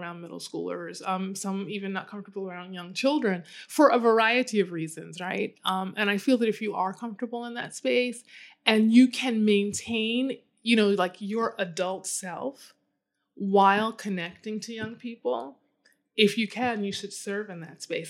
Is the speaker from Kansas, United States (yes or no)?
no; Chicago, Illinois, United States; I grew up in Chicago, so inland, although we have a very large and beautiful lake.